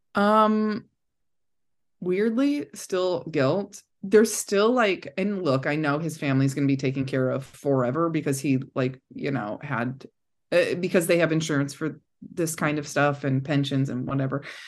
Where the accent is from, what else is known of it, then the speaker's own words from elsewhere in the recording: Cedar Lake, Indiana, United States; I grew up just, like, forty-five minutes out of downtown Chicago